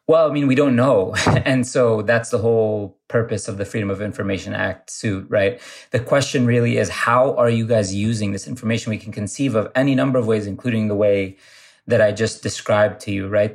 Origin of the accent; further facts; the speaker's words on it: Ohio, United States; I grew up in Ohio, and I grew up going to a mosque that was sort of the center of the community where I grew up